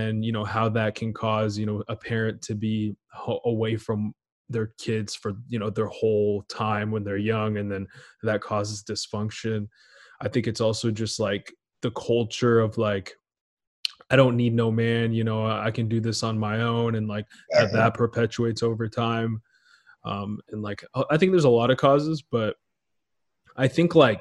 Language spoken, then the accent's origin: English; Portland, United States; also born or lived in Israel; I was born in Israel. And then when I was seven, I moved to like Portland, but I stayed out there for a while.